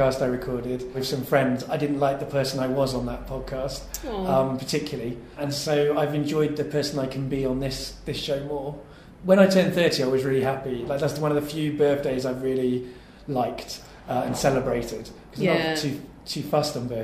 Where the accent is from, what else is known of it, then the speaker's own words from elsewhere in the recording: King's Lynn, East of England, United Kingdom; place I lived at King's Lynn, where I was born in Norfolk